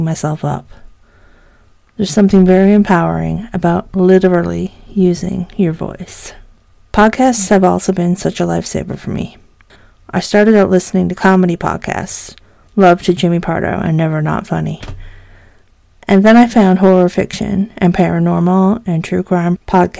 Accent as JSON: {"language": "English", "town": "St. John's", "region": "Newfoundland and Labrador", "country": "Canada", "tie": "born or raised there", "said": "I was born and raised in Newfoundland, St. John's to be exact. So yeah, I'm a townie."}